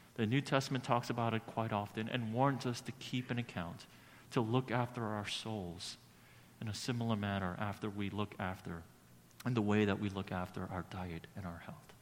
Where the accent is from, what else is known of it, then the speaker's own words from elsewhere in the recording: New York City, New York, United States; growing up in Brooklyn